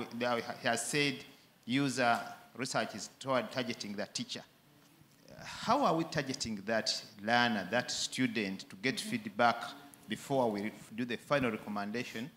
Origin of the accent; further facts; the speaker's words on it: Uganda; I come from Uganda. I'm from Uganda